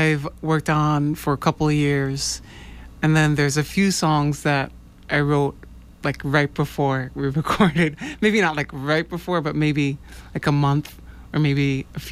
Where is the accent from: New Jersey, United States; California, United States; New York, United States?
New York, United States; now in Boston, United States; I am a Boston-based jazz folk artist. I'm originally from New York.